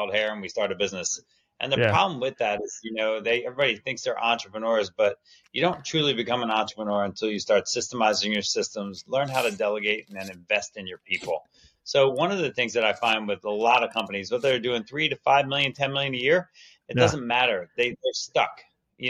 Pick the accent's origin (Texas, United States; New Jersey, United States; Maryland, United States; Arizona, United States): New Jersey, United States; Jersey Shore; I grew up on the Jersey Shore as a kid